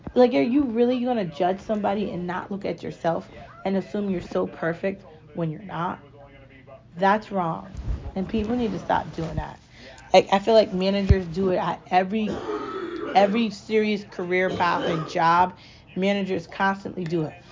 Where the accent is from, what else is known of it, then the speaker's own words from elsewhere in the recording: United States; I'm American